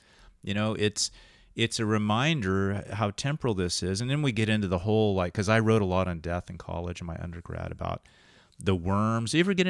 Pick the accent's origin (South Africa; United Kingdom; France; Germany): United Kingdom; England; Well, because we're both English guys in college, too